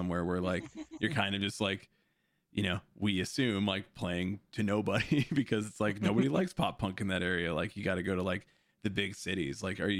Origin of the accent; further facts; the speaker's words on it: Chicago, Illinois, United States; We are from Chicago.